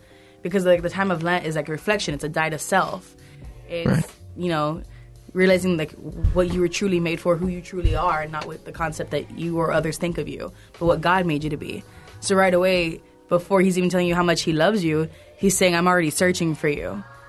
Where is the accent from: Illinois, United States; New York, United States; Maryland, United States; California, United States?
Illinois, United States; Midwestern; now in Laredo, United States; I'm not from Laredo. I'm from Midwestern Illinois.